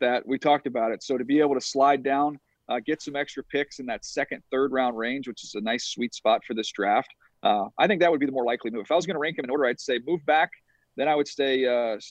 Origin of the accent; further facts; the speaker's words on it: California, United States; growing up in California